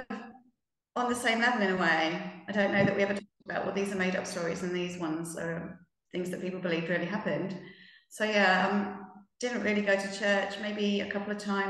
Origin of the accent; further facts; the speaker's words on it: United Kingdom; also born or lived in Norway; I come from the UK.